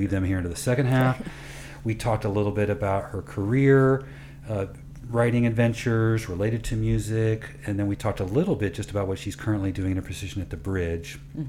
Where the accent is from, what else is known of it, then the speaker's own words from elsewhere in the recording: Midwest, United States; is not just that we're from the Midwest